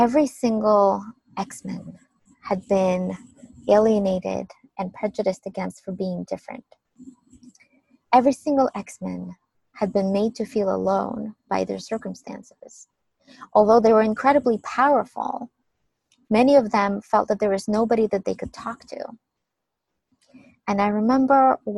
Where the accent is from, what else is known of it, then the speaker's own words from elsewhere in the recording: Ukraine; when I was a small child, growing up in Ukraine